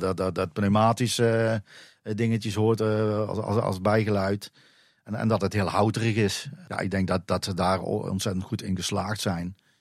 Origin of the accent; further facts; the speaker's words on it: Drunen, North Brabant, Netherlands; now in Dronten, Netherlands; kom zelf uit Drunen, dus ik kom uit Brabant